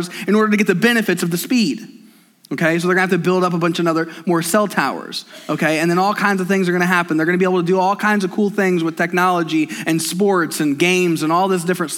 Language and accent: English; United States; I'm an American.